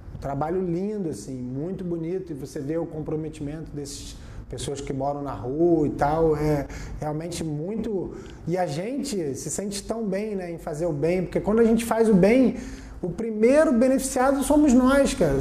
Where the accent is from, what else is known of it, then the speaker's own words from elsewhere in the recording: Brazil; sou do Brasil